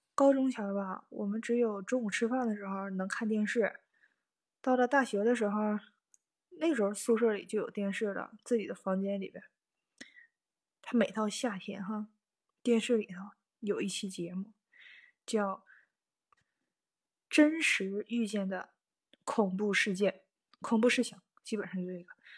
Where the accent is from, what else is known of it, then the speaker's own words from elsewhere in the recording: Northeast China, China; moved away as an adult; now in Tokyo, Japan; 我是东北人嘛，冬天和秋天那就特别明显，冷嘛